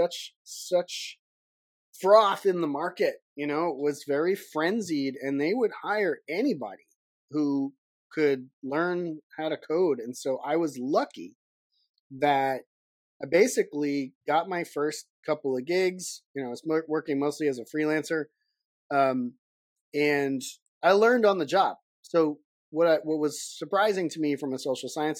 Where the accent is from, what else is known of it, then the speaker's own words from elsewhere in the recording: Boston, Massachusetts, United States; moved away as an adult; also born or lived in California; I grew up on the East Coast. I was born in Boston